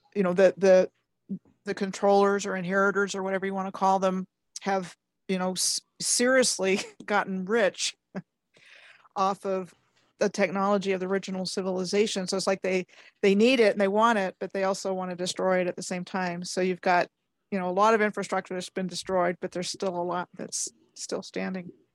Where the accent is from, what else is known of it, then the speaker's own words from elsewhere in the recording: Maryland, United States; I grew up in Maryland